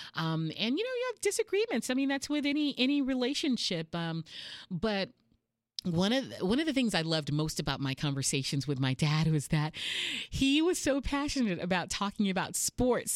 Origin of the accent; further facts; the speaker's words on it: Houston, Texas, United States; moved away as an adult; now in San Diego, United States; I'm from Houston, Texas, uh, born and raised